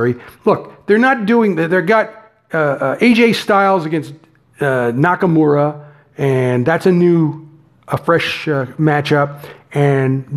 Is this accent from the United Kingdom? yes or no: no; Canada; I'm Canadian